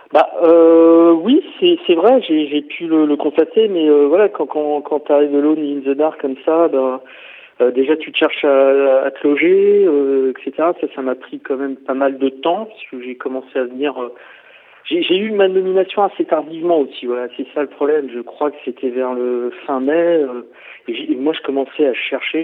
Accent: Paris region, Île-de-France, France; moved away as an adult; also born or lived in Orléans / Aix-en-Provence; now in Poitiers, France; moi je viens de la région parisienne, je suis né à Paris, enfin à Paris en, en sur seine voilà, pour ceux qui connaissent, dans le 92. Euh, et j'ai, j'ai vécu tout le temps, voilà, en région parisienne

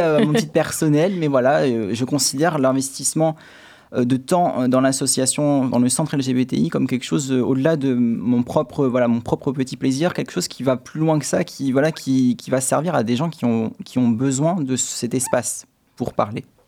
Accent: Châtellerault, Nouvelle-Aquitaine, France; also born or lived in Paris / Saumur / Poitiers; je suis originaire de Châtellerault

